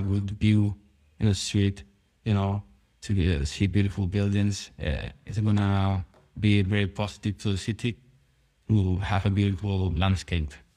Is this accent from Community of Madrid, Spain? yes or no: yes; near Madrid, Community of Madrid, Spain; English is a second language; My hometown is, uh, very small, but, uh, we are very close to Madrid